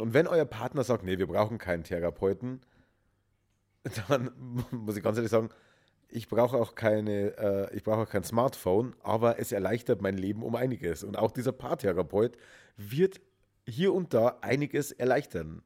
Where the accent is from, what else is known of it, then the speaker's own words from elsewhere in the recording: Germany; Bei uns in Deutschland